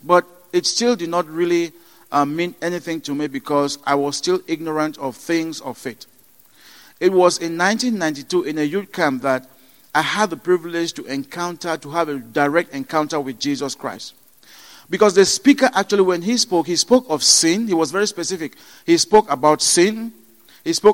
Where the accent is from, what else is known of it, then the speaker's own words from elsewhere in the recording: Cameroon; moved away; I was born in Cameroon into a Baptist family.